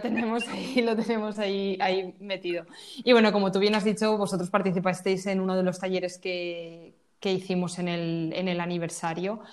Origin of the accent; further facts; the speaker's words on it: Valencia, Valencian Community, Spain; yo soy de Valencia